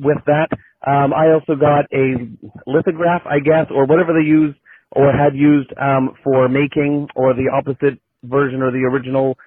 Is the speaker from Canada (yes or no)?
yes; Surrey, British Columbia, Canada; I grew up in Surrey, British Columbia